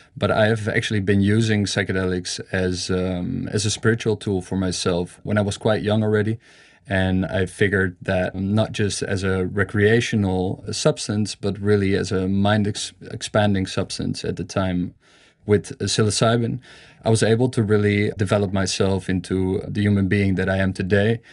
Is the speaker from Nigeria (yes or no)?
no; Amsterdam, North Holland, Netherlands; I'm from Amsterdam.